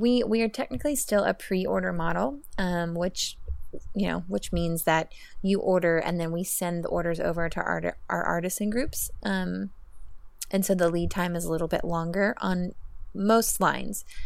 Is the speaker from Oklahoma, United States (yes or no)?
yes; Oklahoma, United States; moved away as an adult; now in Austin, United States; I'm from Oklahoma. I, I moved to Austin, Texas for a job ten years ago, and I have been here ever since.